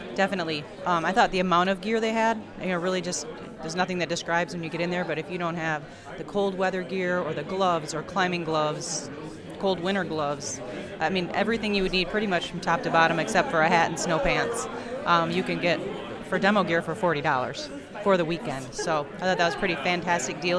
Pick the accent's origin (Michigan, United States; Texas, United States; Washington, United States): Michigan, United States; Muskegon; I'm from Muskegon, Michigan